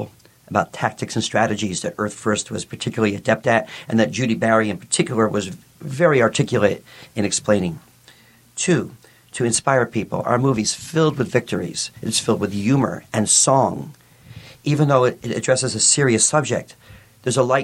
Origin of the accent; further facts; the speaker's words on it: New York City, New York, United States; moved away; I grew up in New York City.